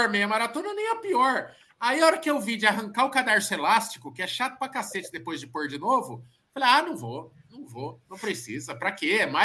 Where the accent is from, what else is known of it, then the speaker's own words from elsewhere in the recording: Sorocaba, São Paulo, Brazil; Muita gente me mandando mensagem hoje, porque a gente é de Sorocaba e não sei o quê.